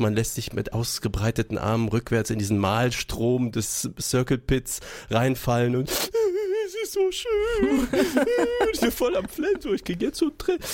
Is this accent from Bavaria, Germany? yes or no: yes; Würzburg, Bavaria, Germany; Würzburg ist ja meine Geburtsstadt